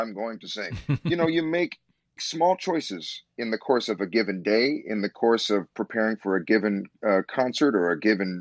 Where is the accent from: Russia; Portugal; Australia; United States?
United States; Chicago, Illinois; moved away; also born or lived in New York City; I had my beginnings here. This is my home. This is the dream city of my youth.